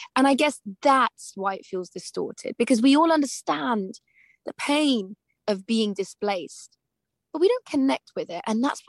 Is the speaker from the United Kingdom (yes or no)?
yes; United Kingdom; So I kind of feel, as a British Afghan person, like I'm at war with myself.